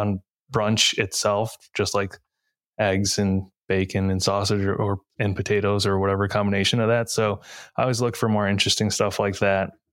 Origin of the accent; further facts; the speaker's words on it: Novi, Michigan, United States; now in Detroit, United States; I grew up in a city called Novi, which has a really large Asian American population